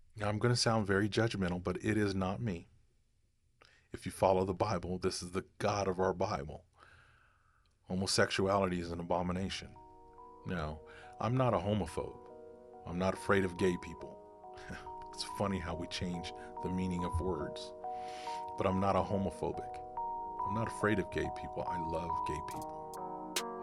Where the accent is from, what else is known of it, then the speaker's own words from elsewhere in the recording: United States; as American citizens